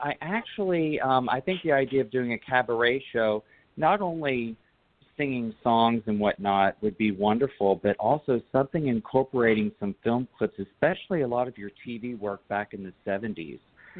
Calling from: Tempe, Arizona, United States; I'm calling from Tempe, Arizona

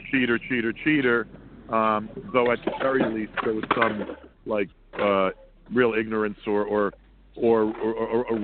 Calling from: Sea Cliff, New York, United States; I'm calling from a dog park in Sea Cliff, New York.

